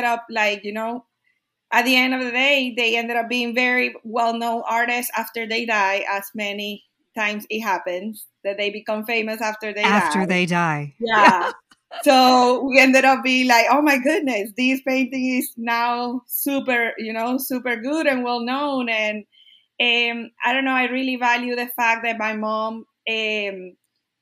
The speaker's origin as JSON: {"language": "English", "town": "Barquisimeto", "region": "Lara", "country": "Venezuela", "tie": "born or raised there", "also_born_or_lived": "Kentucky, United States / Texas, United States", "second_language": "English", "moved": "as an adult", "lives_now": "Austin, United States", "said": "I was born in Venezuela in a small town called Barquisimeto."}